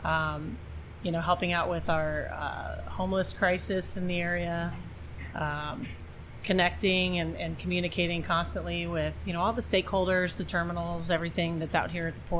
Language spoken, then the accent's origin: English; Indiana, United States; also born or lived in Chicago / Southern California; now in Orange County, United States; I grew up out in Indiana and kind of slowly made my way west. Spent a few years in Chicago and then moved out here.